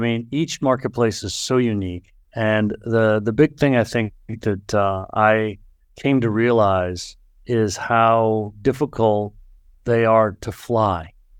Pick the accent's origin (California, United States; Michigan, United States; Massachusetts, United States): Massachusetts, United States; Boston; So look, I grew up in the Boston area.